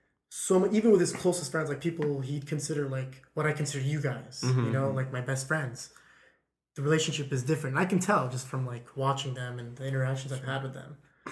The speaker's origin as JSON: {"language": "English", "town": "Lakewood", "country": "United States", "tie": "born there", "said": "Yeah, 100%. I was born in Lakewood. Yeah, I think it was Lakewood."}